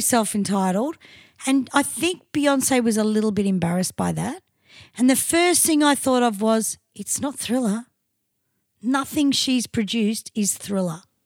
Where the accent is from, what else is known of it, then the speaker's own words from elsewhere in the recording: Australia; as an Australian